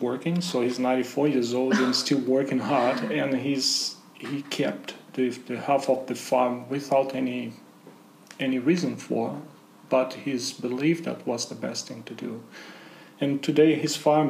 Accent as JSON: {"language": "English", "country": "Brazil", "tie": "born or raised there", "also_born_or_lived": "Germany", "moved": "as an adult", "lives_now": "Australia", "said": "I was born in Brazil in the countryside, very close to Paraguay, and I grew up in a farm with my grandfather"}